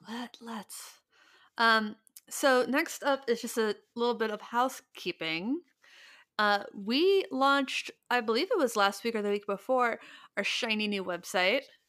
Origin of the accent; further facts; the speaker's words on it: Ohio, United States; We're all from Ohio